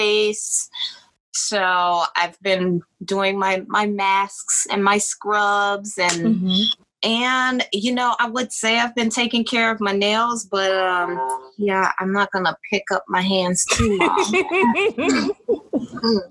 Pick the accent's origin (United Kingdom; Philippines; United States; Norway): United States; the South; Southern. I'm from the South